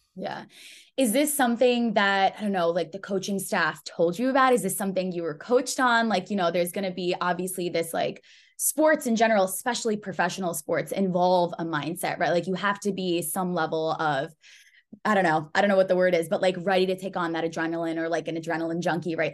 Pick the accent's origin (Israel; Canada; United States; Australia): United States; I'm Pakistani, and so I have, um, this view of this Western society, right? Like, I've grown up here in the U S